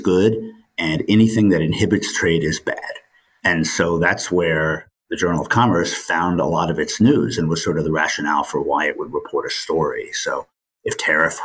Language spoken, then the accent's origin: English; New York City, New York, United States; also born or lived in Maine; I grew up in New York City